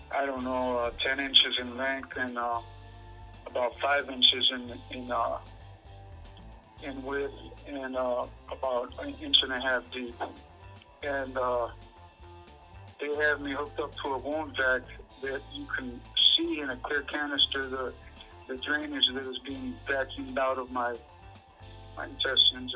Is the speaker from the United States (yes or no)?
yes; Detroit, Michigan, United States; I'm from Southwest Detroit, Michigan.